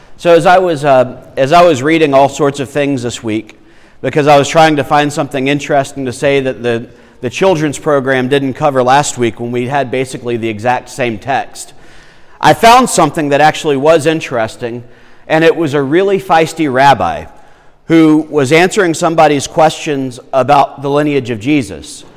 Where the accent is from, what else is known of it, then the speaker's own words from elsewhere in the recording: South Carolina, United States; also born or lived in Florida; we moved from Florida, where my family is, to South Carolina